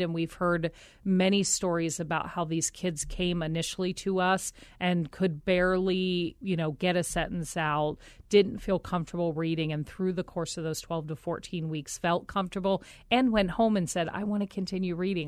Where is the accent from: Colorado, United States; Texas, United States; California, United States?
Colorado, United States; moved away; also born or lived in Philadelphia, Pennsylvania / Omaha, Nebraska; I was born back in Philadelphia and our family moved us to Colorado